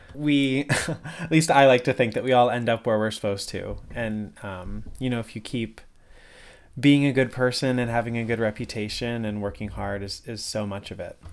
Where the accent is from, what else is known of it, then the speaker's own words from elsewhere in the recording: West Springfield, Massachusetts, United States; I grew up in West Springfield, just down the road.